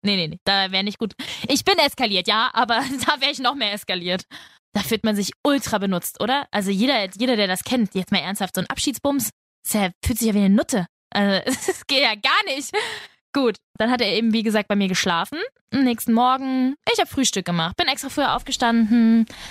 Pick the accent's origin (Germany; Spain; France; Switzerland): Spain; ich bin Spanierin.